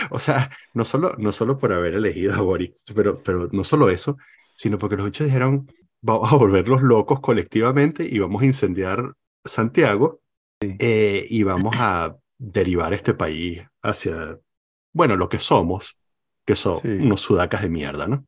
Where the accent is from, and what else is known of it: Venezuela; now in Chile